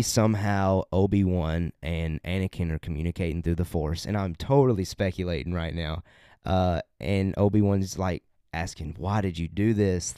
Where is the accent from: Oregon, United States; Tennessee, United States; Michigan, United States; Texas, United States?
Tennessee, United States; we're we're from Tennessee